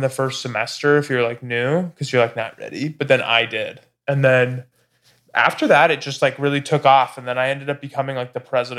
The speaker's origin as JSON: {"language": "English", "town": "Laguna Hills", "region": "California", "country": "United States", "tie": "born or raised there", "said": "Laguna Hills."}